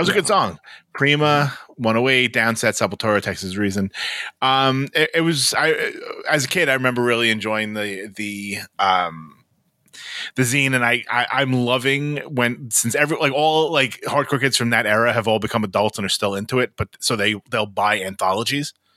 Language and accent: English; Brooklyn, New York, United States; In my hometown of Brooklyn, New York